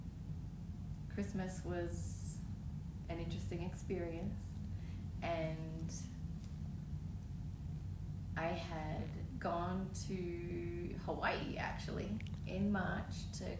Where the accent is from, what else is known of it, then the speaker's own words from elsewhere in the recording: Melbourne, Victoria, Australia; moved away; I'm from Melbourne, Australia.